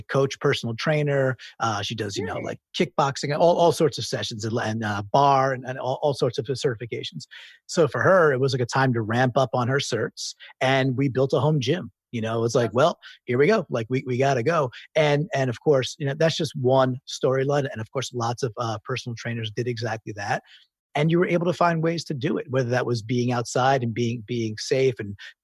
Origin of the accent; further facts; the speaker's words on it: New York City, New York, United States; I'm a New Yorker